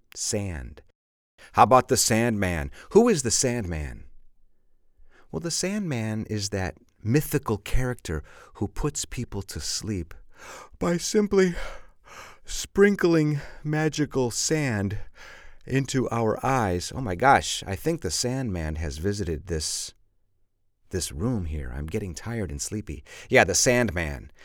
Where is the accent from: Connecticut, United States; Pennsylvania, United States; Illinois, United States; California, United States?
Illinois, United States; Chicago; I'm from Chicago, and of course, Chicago is on Lake Michigan